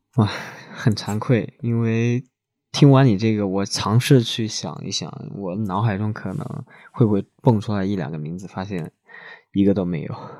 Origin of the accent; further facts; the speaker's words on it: China; 我们中国人民